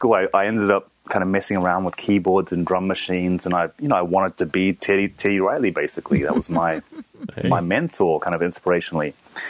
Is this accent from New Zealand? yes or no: yes; New Zealand; also born or lived in Japan; I'm originally from New Zealand. I'm half Japanese, half New Zealand. So I grew up in between those two countries pretty much.